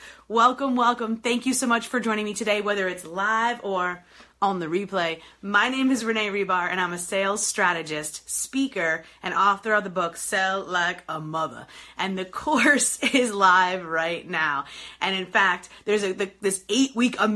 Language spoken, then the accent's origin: English; New York, United States; now in Detroit, United States; I am in beautiful Detroit, Michigan today, born and raised in New York, but Detroit based